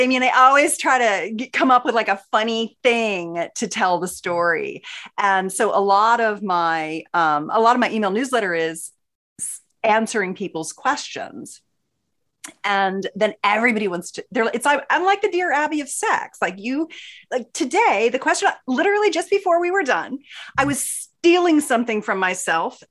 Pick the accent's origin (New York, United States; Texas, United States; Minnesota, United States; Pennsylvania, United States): Pennsylvania, United States; Philadelphia; now in San Diego, United States; I grew up in Philly